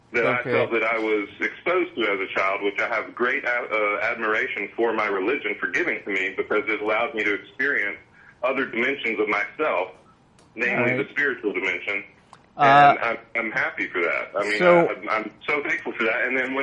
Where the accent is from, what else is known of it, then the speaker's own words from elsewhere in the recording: Atlanta, Georgia, United States; I'm from Atlanta. I was raised